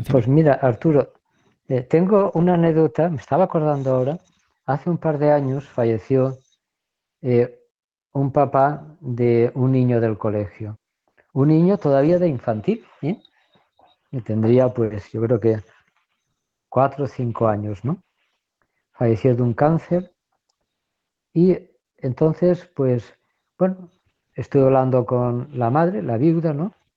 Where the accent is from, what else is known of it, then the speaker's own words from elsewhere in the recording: Valencia, Valencian Community, Spain; now in Córdoba, Spain; soy de Valencia, pero vivo en Córdoba